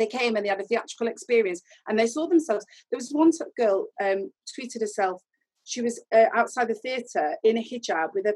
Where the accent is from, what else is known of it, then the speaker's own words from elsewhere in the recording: Sheffield, Yorkshire and the Humber, United Kingdom; I am from Sheffield. It's set in Sheffield. I am from Sheffield.